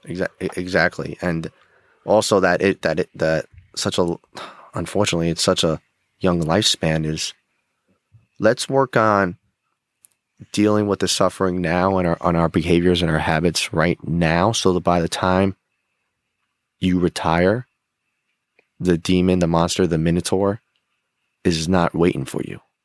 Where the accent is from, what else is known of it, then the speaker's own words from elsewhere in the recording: Rockland County, New York, United States; I grew up in Rockland County, New York.